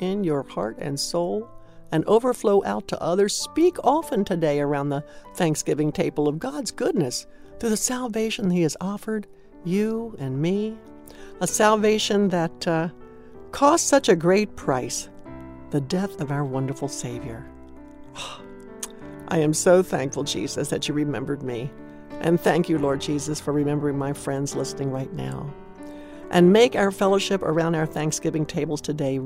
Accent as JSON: {"language": "English", "region": "Maryland", "country": "United States", "moved": "yes", "said": "I was from Maryland"}